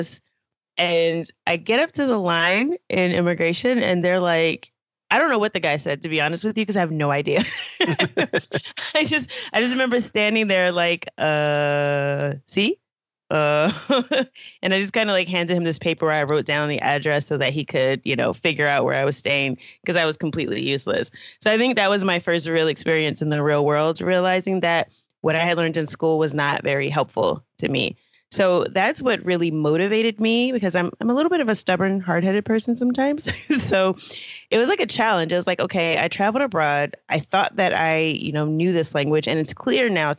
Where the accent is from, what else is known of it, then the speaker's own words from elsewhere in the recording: United States; I am from the United States. Live about an hour from the nation's capital